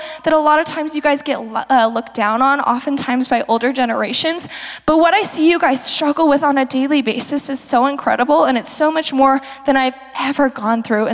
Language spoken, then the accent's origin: English; Fruita, Colorado, United States; I was from Fruita